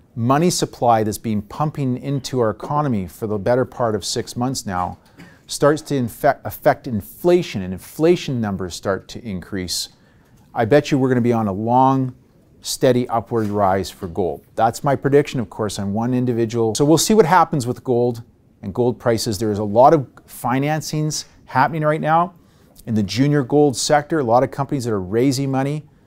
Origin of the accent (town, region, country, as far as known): Canada